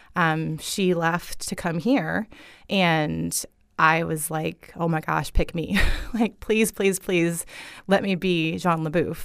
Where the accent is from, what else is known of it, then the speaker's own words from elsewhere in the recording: Fort Myers, Florida, United States; I grew up in this town, you know? I'm a Fort Myers girl